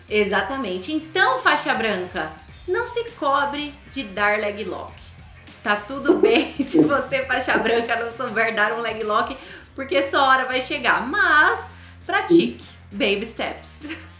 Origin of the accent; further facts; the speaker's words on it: Brazil; first language Portuguese; Nós brasileiros, nossa língua nativa não é o inglês